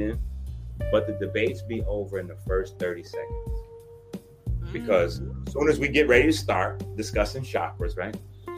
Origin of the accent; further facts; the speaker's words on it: New York City, New York, United States; I'm from the Bronx